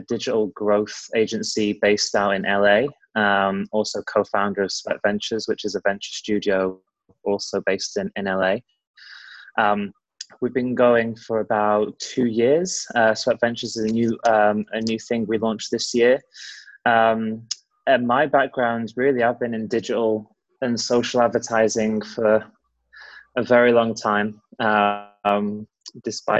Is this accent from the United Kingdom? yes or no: yes; United Kingdom; also born or lived in Los Angeles, United States; now in United States; It's British, awesome. But living in America